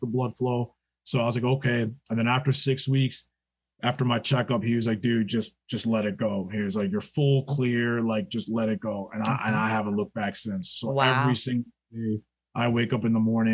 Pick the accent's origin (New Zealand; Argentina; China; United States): United States; New York; We're from New York